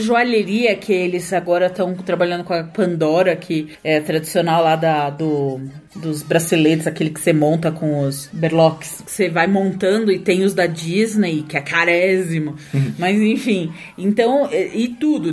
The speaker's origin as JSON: {"language": "Portuguese", "region": "São Paulo", "country": "Brazil", "said": "A gente é de São Paulo"}